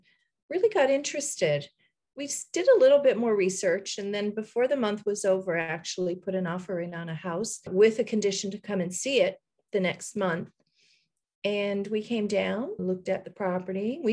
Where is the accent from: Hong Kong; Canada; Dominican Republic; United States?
Canada; Fortune, Newfoundland and Labrador; moved away as an adult; now in Costa Rica; my hometown in Newfoundland, which is Fortune, which is where I grew up and you know, stayed until I was, I guess 18